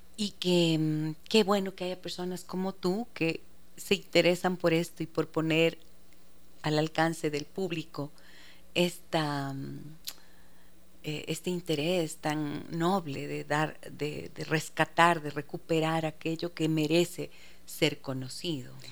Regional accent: Ecuador; debemos sentirnos orgullosos realmente como ecuatorianos

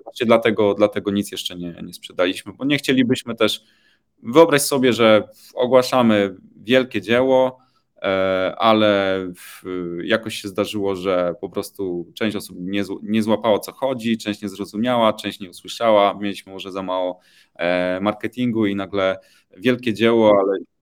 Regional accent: Poland; Pochodzę z Polski

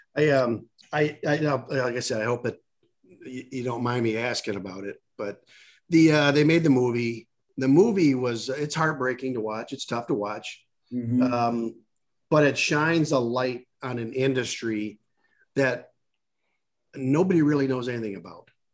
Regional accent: Michigan, United States; I I born and raised in Michigan. I know the Midwest like the back of my hand

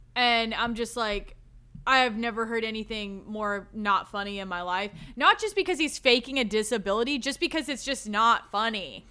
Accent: the South, United States; I'm from the South

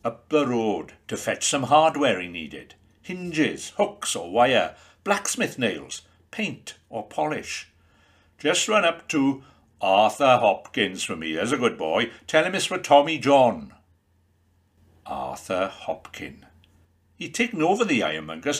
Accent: Penygraig, Wales, United Kingdom; the bustling heart of Penygraig, my hometown.

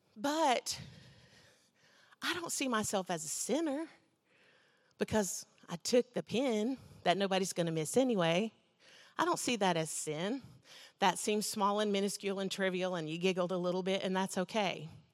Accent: United States; I'm an American

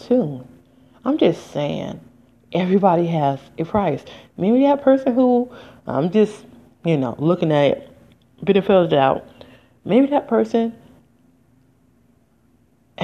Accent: United States; I am an American

